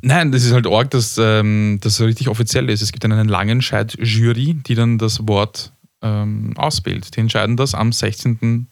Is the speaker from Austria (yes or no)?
yes; Austria; als Österreicher